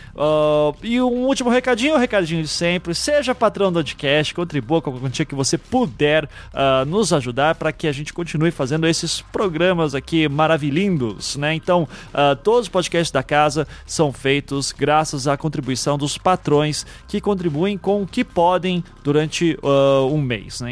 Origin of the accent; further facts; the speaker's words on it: Curitiba, Paraná, Brazil; como curitibano